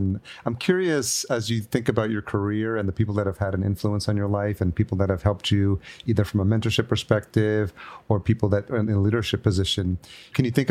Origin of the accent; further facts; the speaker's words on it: New York, United States; I grew up in New York as well, so I'm very familiar with the Northeast